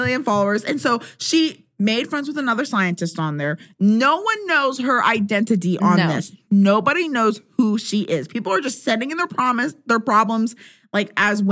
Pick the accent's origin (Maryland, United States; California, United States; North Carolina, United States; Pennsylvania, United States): Pennsylvania, United States; where I grew up in Pennsylvania